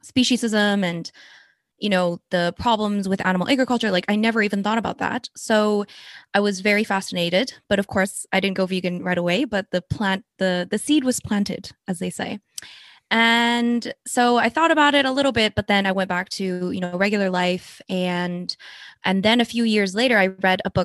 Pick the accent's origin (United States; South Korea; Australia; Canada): South Korea; moved away; I was born in Korea